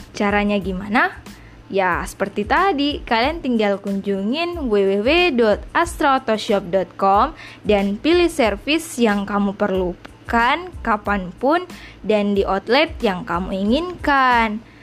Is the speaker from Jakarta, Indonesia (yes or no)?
no; Makassar, South Sulawesi, Indonesia; Gue salah satu siswi dari SMK Negeri 1 Makassar, jurusan bisnis daring dan pemasaran. Ya, betul, gue asli Bugis Makassar.